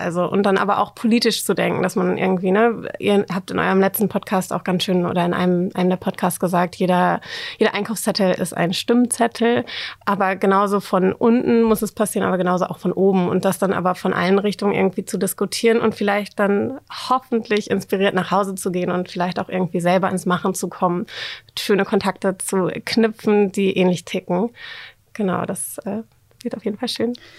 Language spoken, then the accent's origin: German; Oldenburg, Lower Saxony, Germany; moved away as an adult; also born or lived in Netherlands; now in Hamburg, Germany; Ich komme ursprünglich aus Oldenburg, aus dem schönen Oldenburg.